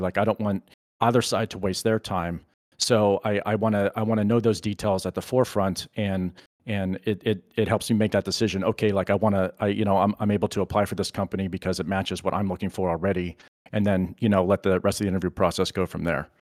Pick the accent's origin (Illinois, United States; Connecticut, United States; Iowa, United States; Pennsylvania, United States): Pennsylvania, United States; I'm originally from Pennsylvania, and, and I'm still here